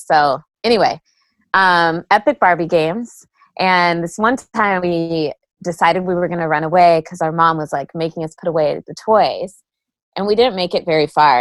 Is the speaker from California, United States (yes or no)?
yes; San Jose, California, United States; I grew up in the Bay Area uh, in San Jose, California